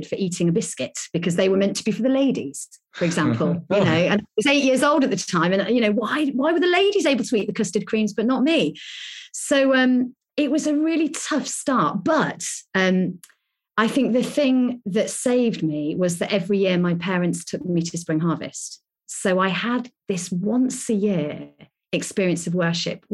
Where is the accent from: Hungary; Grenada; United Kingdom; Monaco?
United Kingdom; Lincolnshire, East Midlands; moved away as an adult; now in Birmingham, United Kingdom; I grew up in Lincolnshire